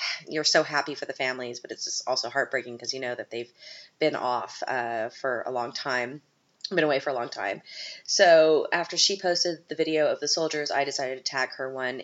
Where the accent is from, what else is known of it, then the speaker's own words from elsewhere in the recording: Canada; we're both Canadian